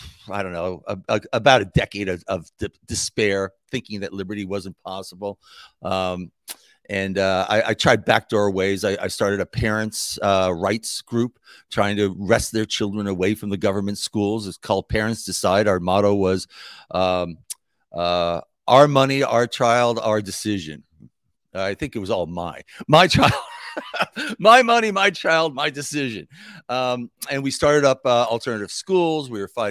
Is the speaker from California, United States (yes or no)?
no; New York, United States; also born or lived in New Jersey / Chicago; I was born and raised in New York City, and then moved to New Jersey. I went undergraduate and graduate in Chicago